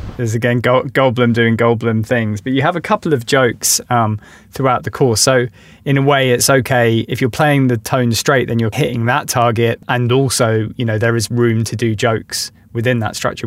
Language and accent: English; London, United Kingdom; as a Londoner